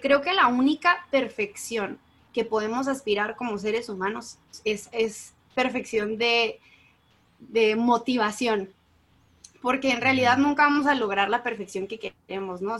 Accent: Mexico; yo soy como buena mexicana del 95

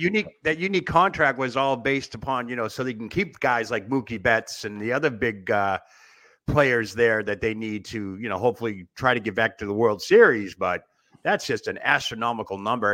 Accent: Quincy, Massachusetts, United States; the town that I lived in growing up in Quincy

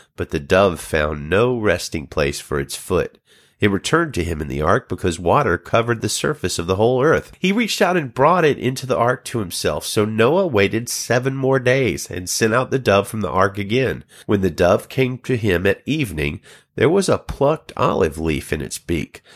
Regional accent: United States; the United States, my home country

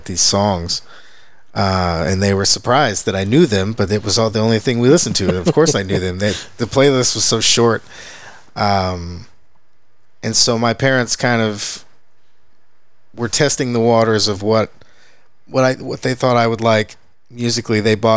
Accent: Pilot Point, Texas, United States; as a kid, I grew up in Pilot Point, which okay. is way up north, on a quarter horse commute.

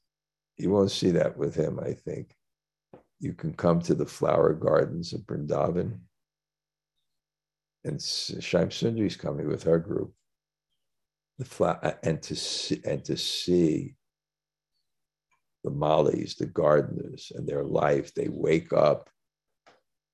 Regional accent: New York City, New York, United States; I come from Brooklyn

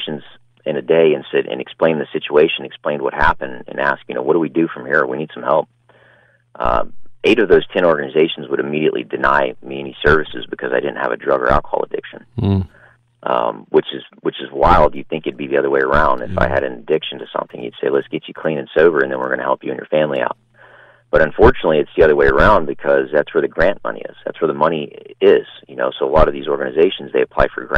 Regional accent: Pasadena, Texas, United States; it's actually in Pasadena, Texas. That's my hometown

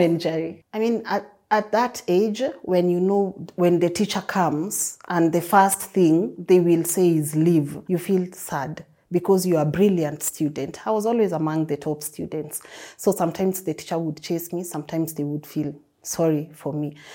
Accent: Nairobi, Kenya; Growing up in Huruma was not easy, never easy

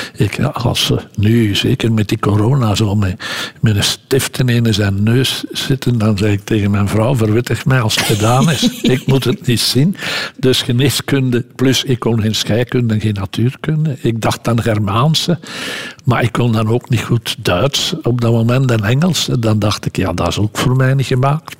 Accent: Lede, Flanders, Belgium; in onze straat woonden veel arbeiders die de trein naar Brussel namen. Want ik ben van Leden en dat is op de grote route tussen Gent en, Brussel

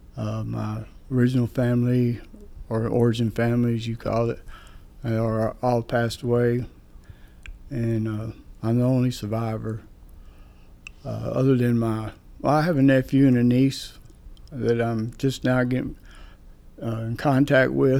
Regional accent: Dallas, Texas, United States; I'm from Dallas.

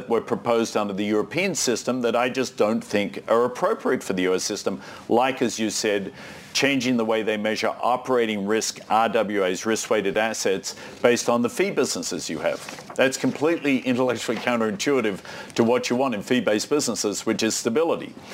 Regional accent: Australia; moved away; I'm Australian

